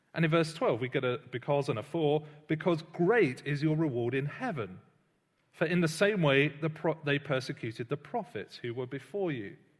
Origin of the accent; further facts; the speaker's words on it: United Kingdom; I'm British, uh, but I don't really think much about being British every day